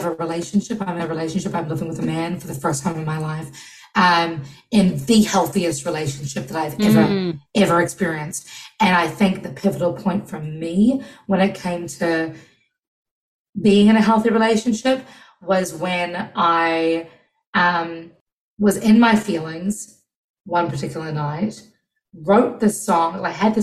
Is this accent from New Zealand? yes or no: yes; New Zealand; now in United States; being first generation Kiwi